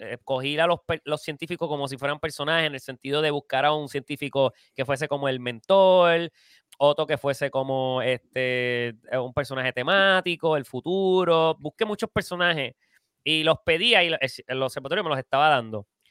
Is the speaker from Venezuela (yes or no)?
no; Puerto Rico; somos boricuas